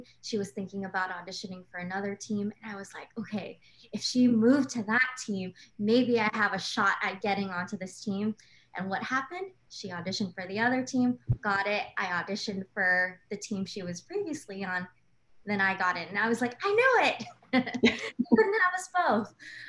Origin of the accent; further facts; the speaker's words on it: Los Angeles, California, United States; I am from the LA area, born and raised